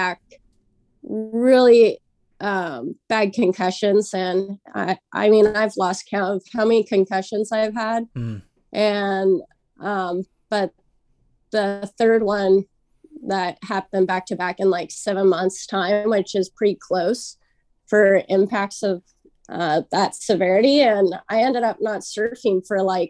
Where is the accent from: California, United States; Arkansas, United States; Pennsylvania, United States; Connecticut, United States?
California, United States; Santa Ana; I born and raised Santa Ana